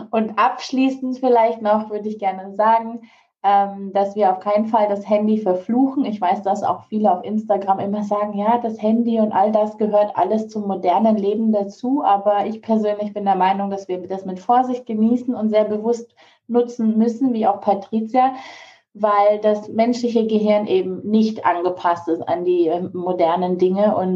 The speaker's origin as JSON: {"language": "German", "country": "Singapore", "tie": "born or raised there", "also_born_or_lived": "Malaysia", "said": "ich bin ja an der ähm, deutschen Schule in Singapur aufgewachsen und in Malaysia zum Teil."}